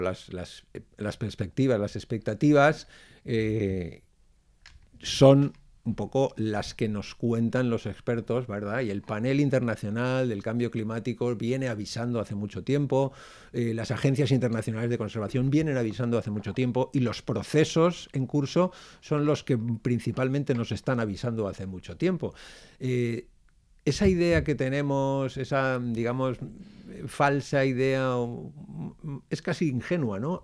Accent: Valencian Community, Spain; qué somos los valencianos, qué es Valencia dónde estamos

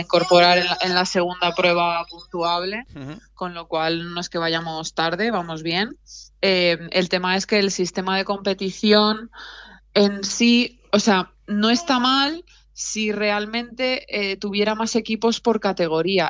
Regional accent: Alicante, Valencian Community, Spain; moved away; also born or lived in Tenerife; las dos somos de Alicante

